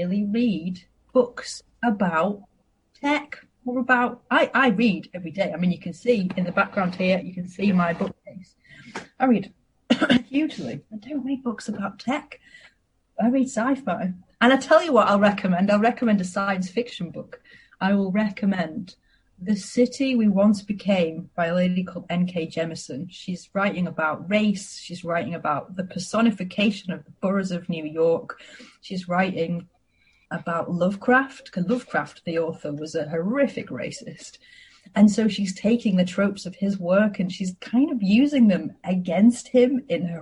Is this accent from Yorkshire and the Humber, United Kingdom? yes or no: yes; Harrogate, Yorkshire and the Humber, United Kingdom; I spent 18 months building a co-working space in my hometown of Harrogate